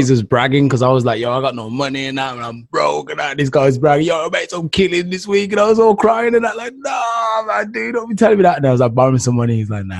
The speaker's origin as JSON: {"language": "English", "region": "England", "country": "United Kingdom", "moved": "yes", "lives_now": "Germany", "said": "Because we're all from England anyway."}